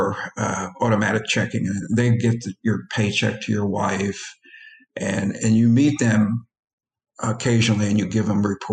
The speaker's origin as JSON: {"language": "English", "town": "Philadelphia", "region": "Pennsylvania", "country": "United States", "tie": "born or raised there", "said": "I grew up among Italians in South Philly"}